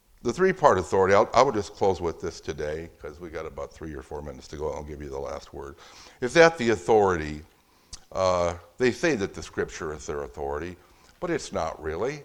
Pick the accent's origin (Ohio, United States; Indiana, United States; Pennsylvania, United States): Indiana, United States; Fort Wayne; my hometown of Fort Wayne, Indiana